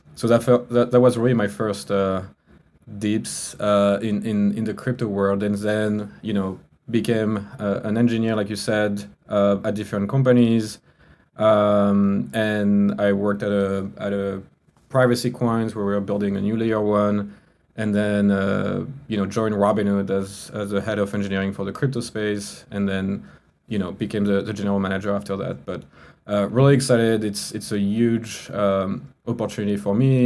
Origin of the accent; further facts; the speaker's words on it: France; English is a second language; moved away; you can hear from my accent right i'm not from the us i was i'm from france